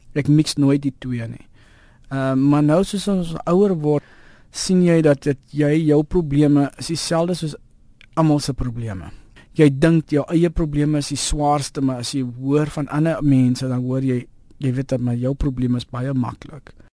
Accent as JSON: {"language": "Afrikaans", "country": "South Africa", "said": "ek was eintlik daar gewees as 'n Suid-Afrikaner"}